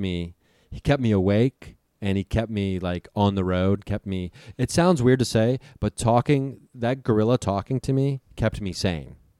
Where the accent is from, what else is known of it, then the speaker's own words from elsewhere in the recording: Dayton, Ohio, United States; moved away as an adult; also born or lived in California; Dayton, Ohio, my hometown